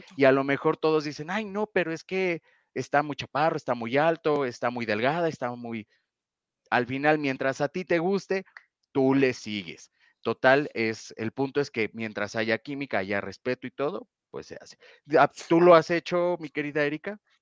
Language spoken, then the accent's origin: Spanish; Mexico; aquí en México